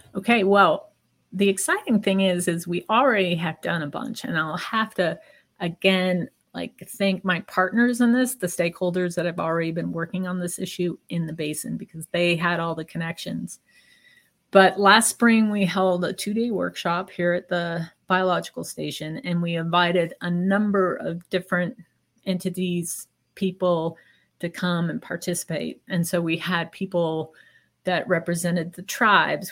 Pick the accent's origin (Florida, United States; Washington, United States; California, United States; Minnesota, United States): Washington, United States; Seattle; now in Montana, United States; I'm originally from the Seattle area